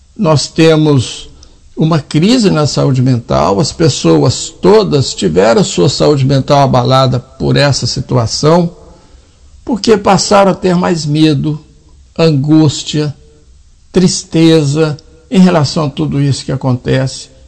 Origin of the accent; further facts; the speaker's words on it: Minas Gerais, Brazil; Eu sou mineiro.